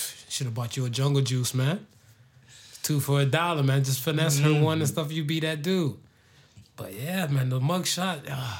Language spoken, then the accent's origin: English; Florida, United States; I grew up in Florida